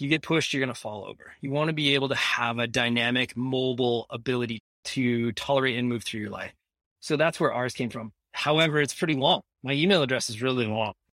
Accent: Iowa, United States; moved away as an adult; now in Ajax, Canada; I'm an American. I was born in Iowa

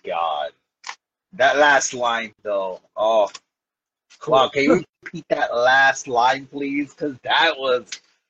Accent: New York City, New York, United States; now in New Jersey, United States; I'm originally from New York, but I live in Jersey, but like, it's so crazy how, I'm from Brooklyn, so I in Williamsburg by the BQE, the Brooklyn Queens Expressway.

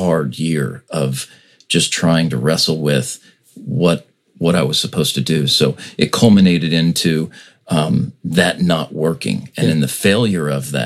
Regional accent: United States; we in America

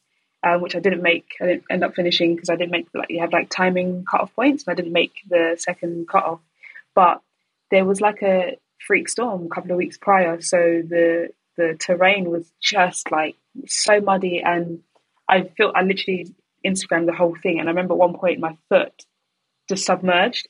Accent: London, United Kingdom; born and raised in London

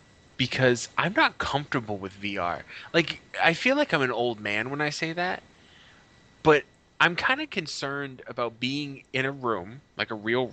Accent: United States; we're American.

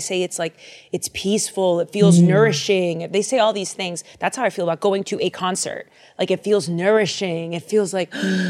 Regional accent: Boston, Massachusetts, United States; But I'm from Boston.

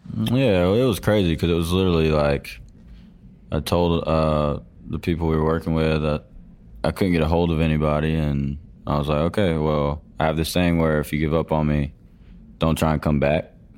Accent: Georgia, United States; I grew up in Georgia on a dairy farm.

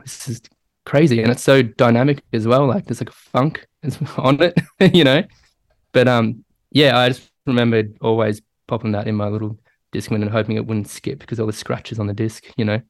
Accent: Melbourne, Victoria, Australia; I grew up in Melbourne

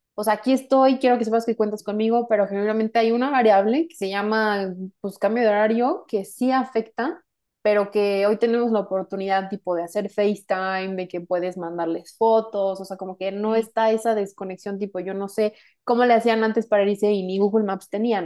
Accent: Mexico; yo soy de México

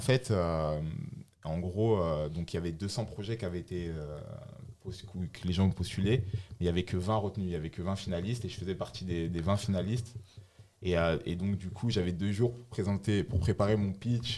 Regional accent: Bordeaux, Nouvelle-Aquitaine, France; moved away as an adult; also born or lived in Laval; now in Paris, France; je suis originaire de Laval. J'ai vécu toute mon enfance à, Bordeaux et ça fait trois ans que je suis sur Paris.

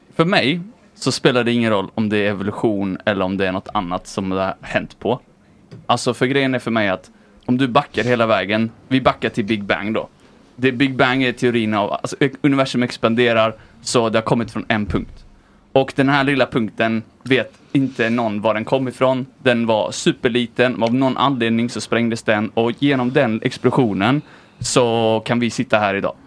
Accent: Viken, Skåne, Sweden; Jag växte upp i en liten eh, plats eh, utanför Höganäs som heter Viken.

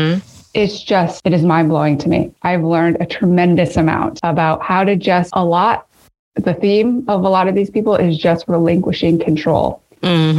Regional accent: Midwest, United States; my Midwestern love of potatoes

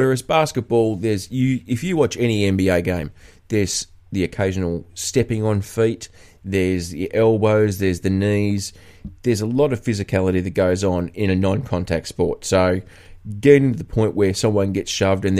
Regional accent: Australia; I'm an Aussie.

